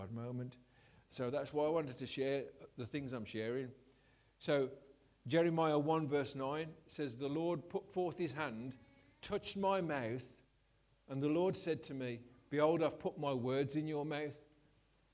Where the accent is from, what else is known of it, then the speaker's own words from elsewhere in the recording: Scotland, United Kingdom; I'm Scottish